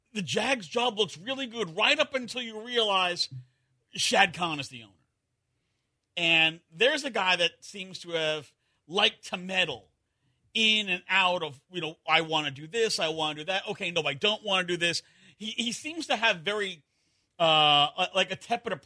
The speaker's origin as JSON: {"language": "English", "region": "New York", "country": "United States", "tie": "born or raised there", "said": "Growing up in New York as a Giants fan"}